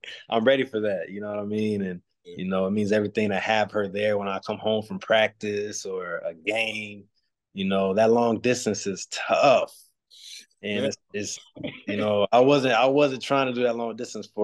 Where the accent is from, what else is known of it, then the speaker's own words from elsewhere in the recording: United States; moved away as an adult; me being American, me not speaking French